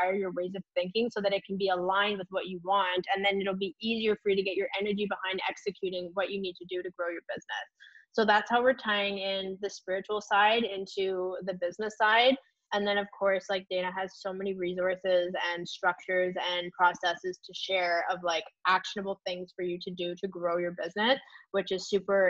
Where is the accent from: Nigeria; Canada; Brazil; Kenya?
Canada; we are Canadian coaches